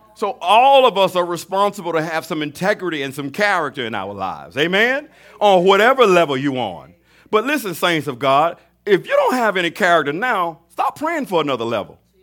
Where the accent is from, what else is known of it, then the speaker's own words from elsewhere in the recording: Mobile, Alabama, United States; I'm from Mobile, Alabama